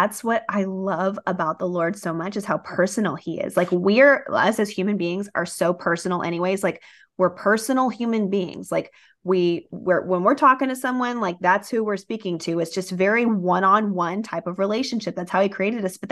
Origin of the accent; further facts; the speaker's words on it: Rio Grande Valley, deep South Texas, United States; We grew up down in the Rio Grande Valley, which is like deep South Texas by South Padre Island.